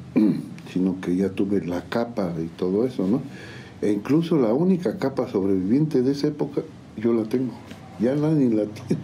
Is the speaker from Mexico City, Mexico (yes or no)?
no; San Juan del Río, Querétaro, Mexico; nacimos aquí en San Juan de Río, orgullosamente sanjuanense. Sanjuanenses. Y con todas mis raíces aquí están